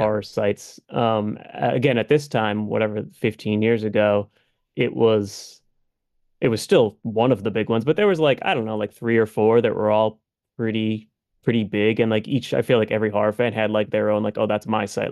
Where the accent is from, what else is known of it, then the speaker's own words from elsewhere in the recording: Massachusetts, United States; We're both from Massachusetts